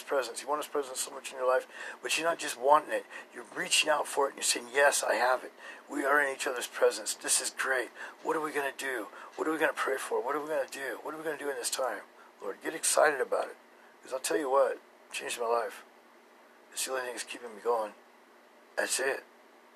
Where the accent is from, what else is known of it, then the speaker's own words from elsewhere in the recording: Boise, Idaho, United States; I'm from Boise, Idaho. And there's a great river here